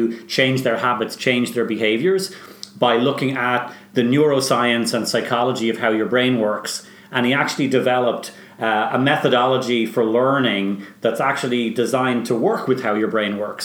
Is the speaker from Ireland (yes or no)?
yes; Bray, Leinster, Ireland; moved away as an adult; also born or lived in Dublin / Tallaght; now in Boston, United States; Well, I was born in Dublin. I grew up in Talla, and then I moved to Bray, and my mother's from Bray, so I went to school in Bray